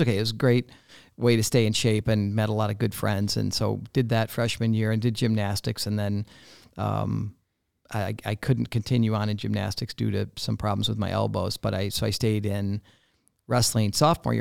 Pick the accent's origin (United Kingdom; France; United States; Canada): United States; Barrington, Illinois; also born or lived in Coral Gables, Florida; growing up in Barrington, it was, Barrington was not then like it is today